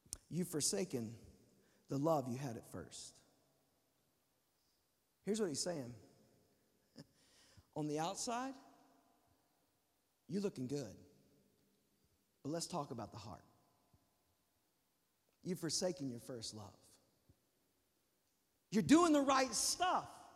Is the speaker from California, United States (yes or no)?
no; Texas, United States; I'm from Texas